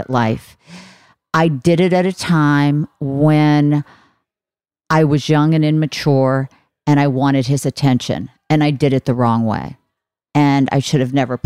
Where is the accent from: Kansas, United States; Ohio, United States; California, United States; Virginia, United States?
Ohio, United States; I'm from Ohio on a farm